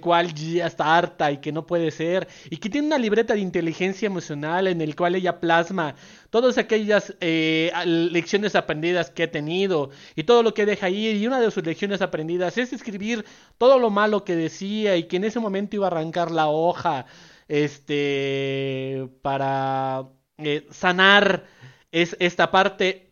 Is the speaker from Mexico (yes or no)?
yes; Mexico; como sociedad mexicana